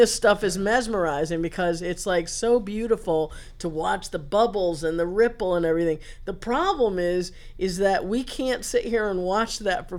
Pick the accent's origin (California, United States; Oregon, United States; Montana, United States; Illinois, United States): Illinois, United States; Chicago; I grew up in Chicago